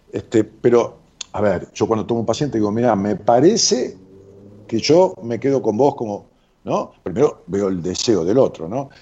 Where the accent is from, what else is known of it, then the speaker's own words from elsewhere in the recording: Ramos Mejía, Buenos Aires Province, Argentina; en mi pueblo, en Ramos Mejía